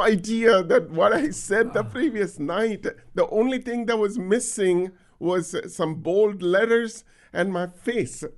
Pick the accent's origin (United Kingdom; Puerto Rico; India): India; now in United States; growing up in India